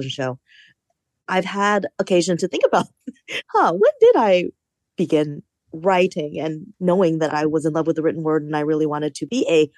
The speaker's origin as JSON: {"language": "English", "town": "Fairfax County", "region": "Virginia", "country": "United States", "tie": "born or raised there", "also_born_or_lived": "Carmel, California", "said": "I was born in Carmel, California, but I consider myself an East Coast person because I was raised in the Northern Virginia suburbs of DC"}